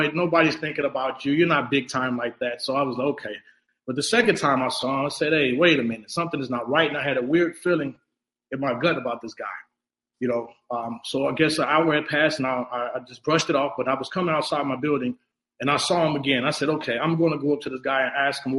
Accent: Chicago, Illinois, United States; I'm originally from Chicago, Illinois

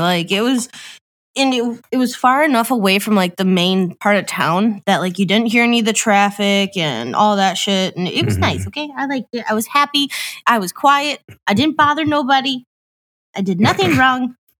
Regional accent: Mineral Point, Wisconsin, United States; I grew up in Mineral Point.

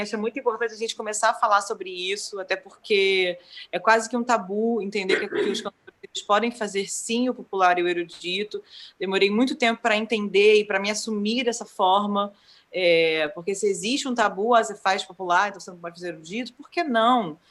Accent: Brazil; enquanto brasileiros

